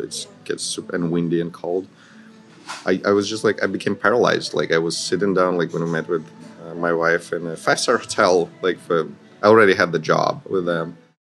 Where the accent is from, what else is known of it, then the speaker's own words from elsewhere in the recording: Kyiv, Ukraine; moved away as an adult; now in Manila, Philippines; I'm from Kiev, Ukraine.